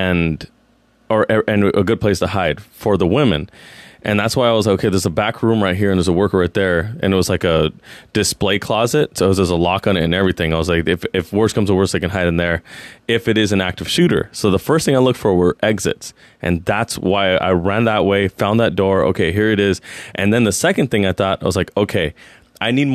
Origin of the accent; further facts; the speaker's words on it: San Jose, California, United States; I grew up in Eastside San Jose